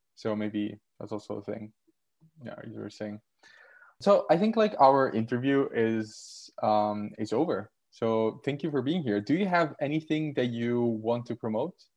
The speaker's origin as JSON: {"language": "English", "region": "Southern Italy", "country": "Italy", "also_born_or_lived": "Netherlands", "moved": "yes", "lives_now": "Strasbourg, France", "said": "I'm from southern Italy"}